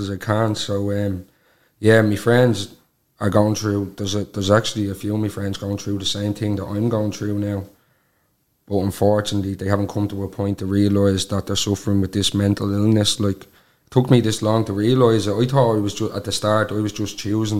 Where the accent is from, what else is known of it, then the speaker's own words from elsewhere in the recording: County Donegal, Ireland; I'm 28 and I'm from Donegal.